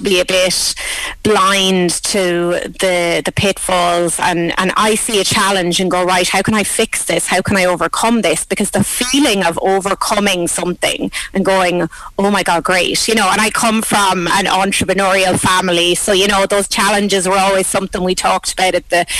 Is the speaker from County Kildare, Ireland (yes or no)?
no; Thomastown, County Kilkenny, Ireland; My first order came from my hometown of Thomastown